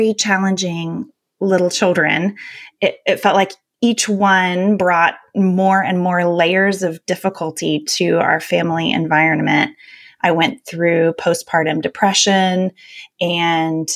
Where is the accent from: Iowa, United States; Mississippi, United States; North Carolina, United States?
North Carolina, United States; I was a sensitive kid growing up in North Carolina in the 80s